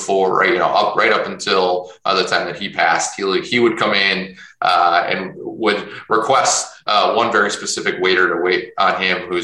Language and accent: English; Chicago, Illinois, United States; I'm originally from Chicago